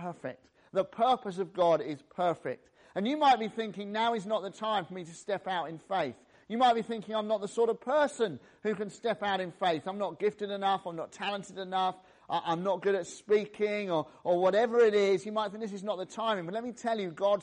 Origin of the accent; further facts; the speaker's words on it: the England side of the Welsh borders, West Midlands, United Kingdom; I was born in the Welsh borders, just the England side of the Welsh borders